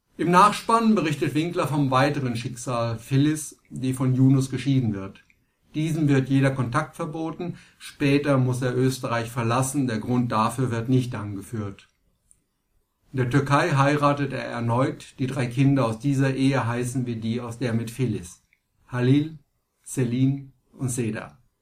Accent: Germany; bei uns in Deutschland

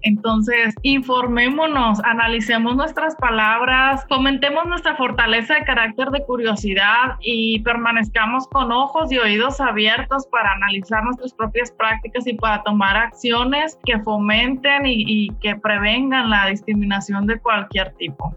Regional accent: Mexico; Que somos mexicanos

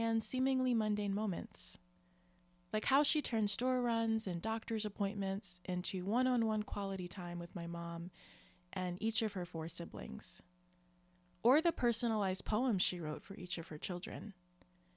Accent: Maryland, United States; moved away; Unlike most of my extended family, I was raised in Maryland

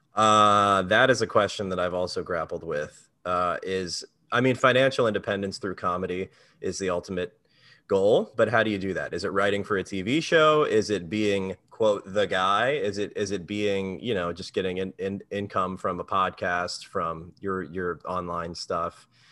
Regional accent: Maryland, United States; moved away as an adult; now in New York, United States; I'm from Maryland

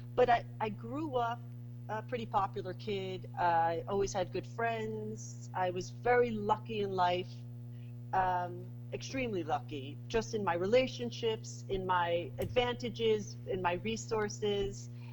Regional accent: New York City, New York, United States; moved away as an adult; now in Saint Lucia; I'm a New Yorker. Put me anywhere, and someone will guess that I'm a New Yorker

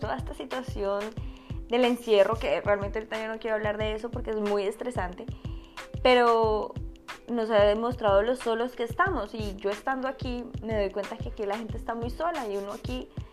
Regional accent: Bogotá, Colombia; moved away as an adult; now in United States; soy de Colombia, soy bogotana

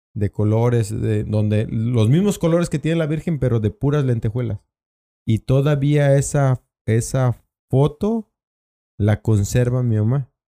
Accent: Huimanguillo, Tabasco, Mexico; moved away as an adult; mi pueblo que es Huimanguillo

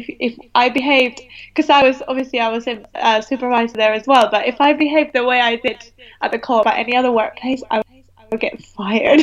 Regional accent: Venezuela; now in United Kingdom; I'm from Venezuela.

